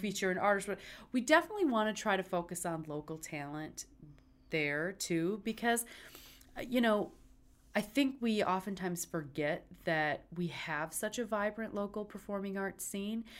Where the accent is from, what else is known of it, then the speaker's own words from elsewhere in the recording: Luther, Michigan, United States; moved away as an adult; also born or lived in Charlotte, North Carolina; I'm sh, from a little town called Luther, up closer to Traverse City than Grand Rapids, but I'm from West Michigan.